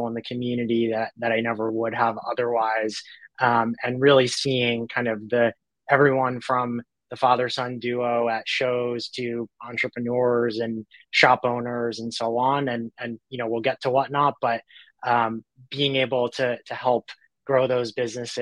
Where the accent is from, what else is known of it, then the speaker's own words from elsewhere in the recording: New York, United States; now in Los Angeles, United States; I'm originally from New York. I live